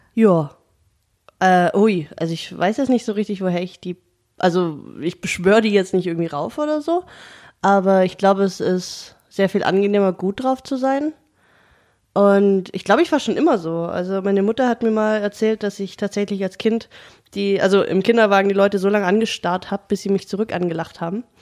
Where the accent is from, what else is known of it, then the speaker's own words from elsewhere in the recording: Germany; als Deutsche